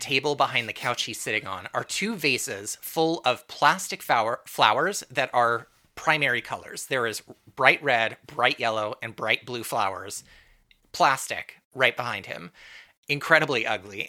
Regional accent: Santa Barbara, California, United States; I grew up in Southern California in Santa Barbara

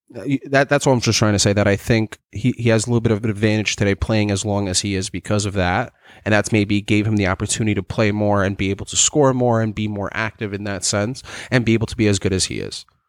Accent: New York City, New York, United States; I grew up in Staten Island

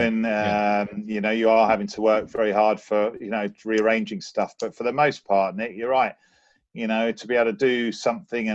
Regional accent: London, United Kingdom; growing up in London, being around so many different cultures

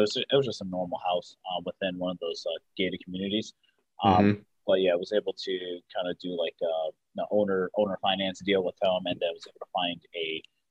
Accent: West Orange, New Jersey, United States; also born or lived in Washington D.C./Maryland area; now in Maryland, United States; I'm actually from New Jersey, West Orange, New Jersey originally, but I live in the D.C. Maryland area right now

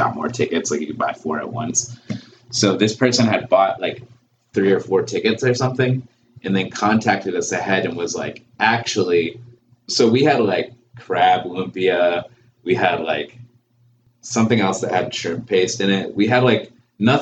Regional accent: Baltimore, Maryland, United States; I'm from here. I'm like not from the Philippines

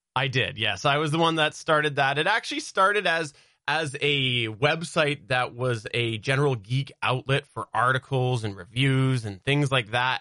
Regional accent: Canada; I have grown up in the same city in Canada

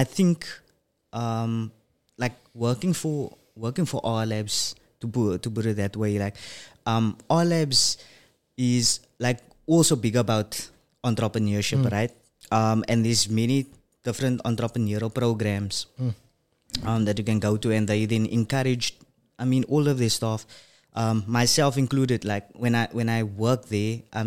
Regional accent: Cape Town, Western Cape, South Africa; I was born and bred in Bridgetown, that is all the way in Athlone, 7764

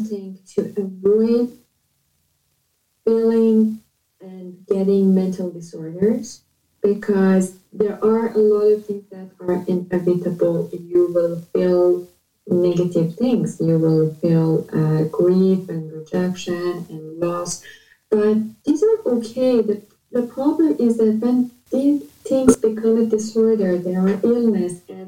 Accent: Iran; moved away as an adult; now in Canada; I am from Iran

